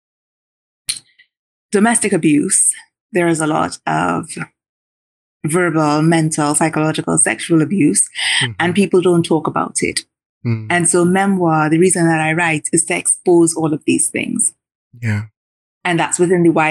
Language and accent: English; Diego Martin, Trinidad & Tobago; moved away; I grew up in Diego Martin, I grew up in Covin Road